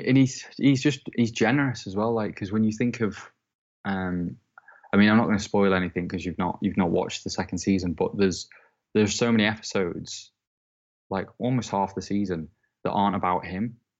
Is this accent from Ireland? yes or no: no; Southport, North West England, United Kingdom; moved away as an adult; also born or lived in Preston; now in Manchester, United Kingdom; my hometown is Southport, which is about forty-five minutes away from Liverpool